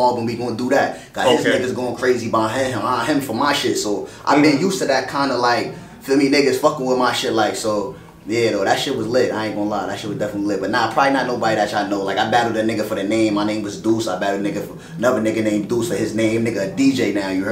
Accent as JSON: {"language": "English", "town": "New York City", "region": "New York", "country": "United States", "tie": "born or raised there", "said": "I grew up in East New York"}